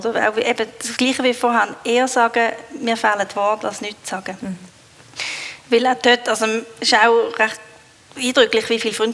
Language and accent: German; Switzerland; Ich glaube, in dem sind wir Schweizer nicht so gut.